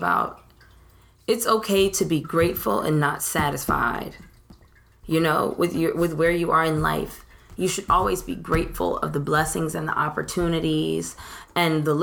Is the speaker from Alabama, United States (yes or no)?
yes; Montgomery, Alabama, United States; I'm from Montgomery